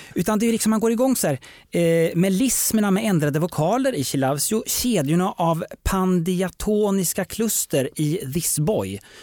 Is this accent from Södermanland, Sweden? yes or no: yes; Eskilstuna, Södermanland, Sweden; Jag kommer ju från Eskilstuna